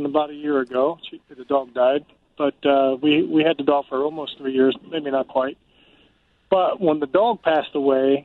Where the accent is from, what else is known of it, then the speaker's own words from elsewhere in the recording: Ohio, United States; We're from Ohio